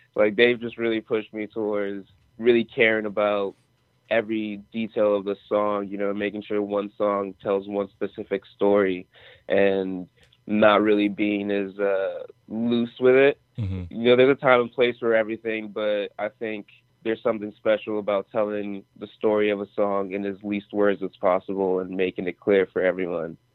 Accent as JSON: {"language": "English", "town": "Atlanta", "region": "Georgia", "country": "United States", "tie": "born or raised there", "also_born_or_lived": "Nigeria", "said": "my childhood and growing up in Atlanta, but being born in Nigeria"}